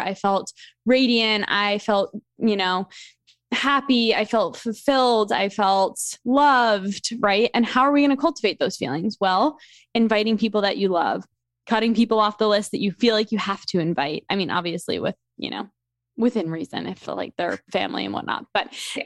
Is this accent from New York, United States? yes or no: yes; New York, United States; moved away as an adult; also born or lived in Delaware; now in Philadelphia, United States; I grew up in New York